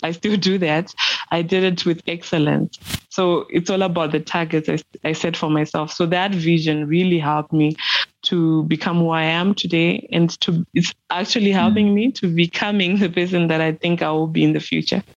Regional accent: Mashonaland Central, Zimbabwe; Zimbabwean, born and bred in Mashonaland Central Province of Zimbabwe

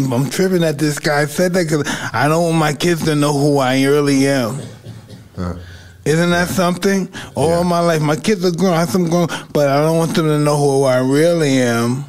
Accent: New York City, New York, United States; if anybody know we're from Brownsville

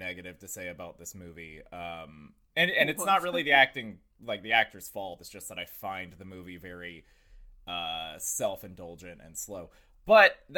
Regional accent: Southport, Florida, United States; I grew up in Southport, Florida

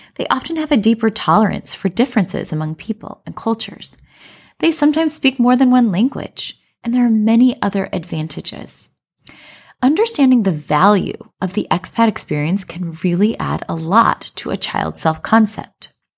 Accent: Colorado, United States; moved away as an adult; now in China; I grew up in Colorado, but we currently live in China

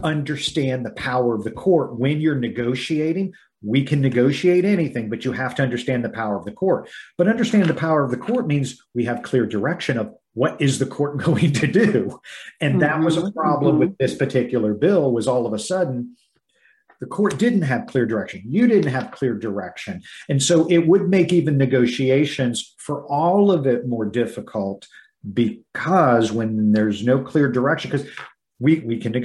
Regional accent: Midwest, United States; I was raised in the Midwest.

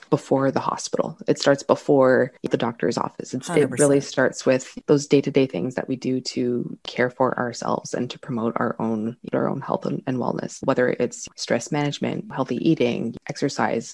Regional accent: Toronto, Ontario, Canada; I grew up in Scarborough, Ontario, so the east part of Toronto

